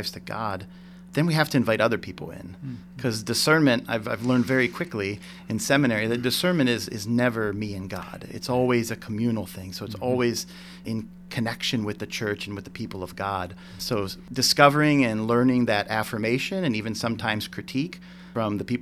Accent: Cortland, Ohio, United States; moved away as an adult; also born or lived in North Carolina; I grew up in Cortland, Ohio.

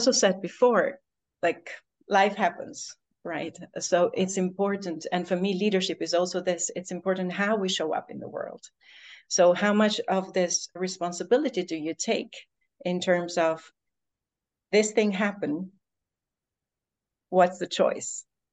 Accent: Albania; moved away; I've also for the last 3 months been living in Albania, in my home country.

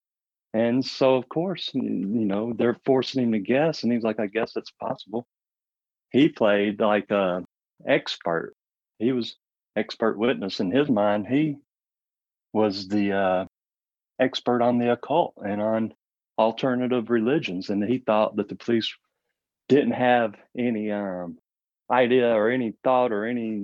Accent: Marion, Arkansas, United States; also born or lived in Memphis, Tennessee; we moved from Memphis to Marion

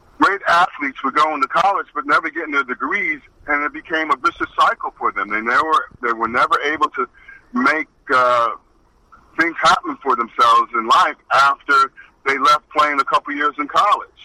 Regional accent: Perth Amboy, New Jersey, United States; I grew up in Perth Amboy, New Jersey

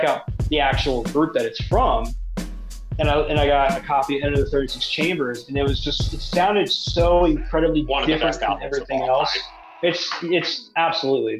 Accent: Pasadena, Maryland, United States; I grew up in Pasadena, Maryland

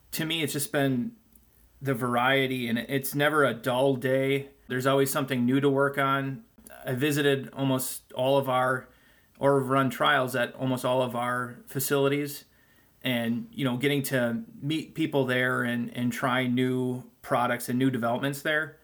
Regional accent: Green Bay, Wisconsin, United States; I'm from Green Bay, Wisconsin

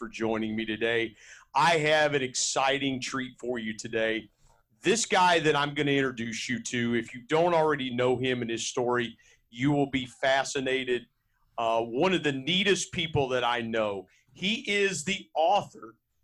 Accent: Southern Ohio, United States; I grew up in the Midwest in Southern Ohio

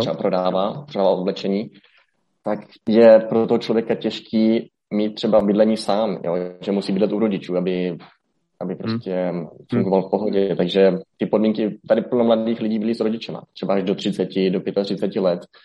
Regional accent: Hradec Králové, Hradec Králové Region, Czechia; moved away as an adult; also born or lived in Olomouc / Greece; now in Colombia; z Hradce Králové, tam jsem se narodil, tam jsem studoval střední školu

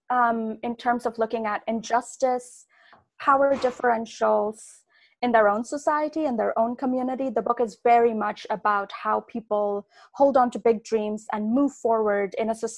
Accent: India; now in United States; I grew up in India. India is the country that I knew best.

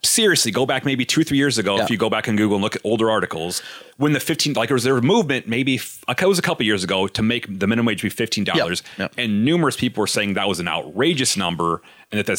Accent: United States; as an American

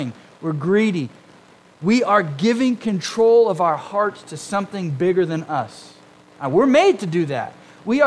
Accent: Huntington Beach, California, United States; I grew up in Southern California, Huntington Beach, Orange County, close to the ocean

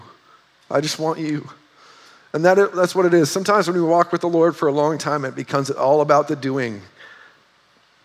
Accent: North Dakota, United States; moved away; we're from North Dakota

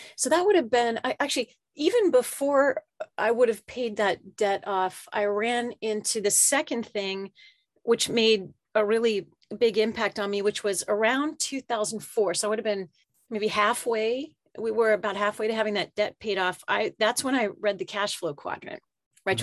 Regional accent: central Pennsylvania, United States; moved away as an adult; also born or lived in Japan / Philadelphia / Charleston, South Carolina / Tampa, Florida; now in Woodinville, United States; I, I grew up in central Pennsylvania

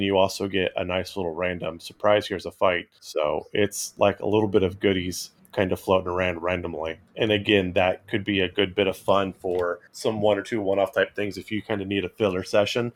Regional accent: Central California, United States; where I grew up in Central California

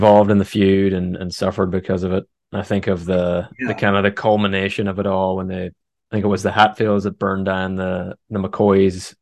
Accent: Northern Ireland, United Kingdom; moved away; I'm originally from Northern Ireland

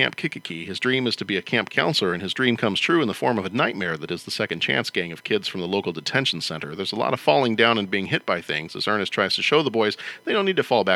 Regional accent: Texas, United States; also born or lived in Chicago area; now in Chicago, United States; when I was growing up in Texas

